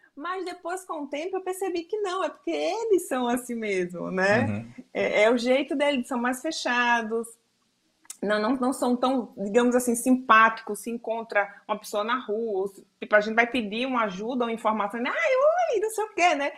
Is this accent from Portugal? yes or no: no; Northeast Region, Brazil; moved away as an adult; now in Argentina; eu sou do Nordeste